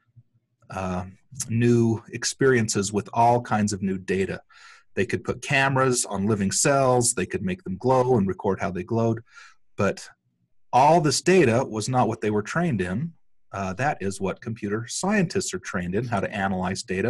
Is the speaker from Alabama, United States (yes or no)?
no; Cedar City, Utah, United States; I grew up here in Cedar, just a few blocks away from SUU